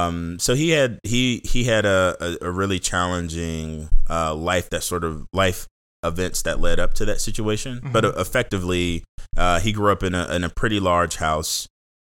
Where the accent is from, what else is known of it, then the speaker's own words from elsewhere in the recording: Seat Pleasant, Maryland, United States; Born and raised in the Seat Pleasant, born and raised in Seat Pleasant. So in the mm-hmm. Washington, D.C. area. 5 minutes from the DC line.